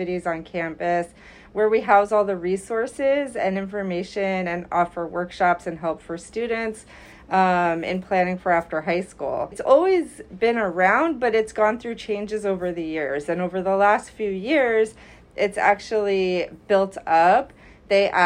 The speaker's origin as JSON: {"language": "English", "region": "New York", "country": "United States", "tie": "born or raised there", "also_born_or_lived": "Delaware", "said": "I grew up in New York, and I applied to several colleges"}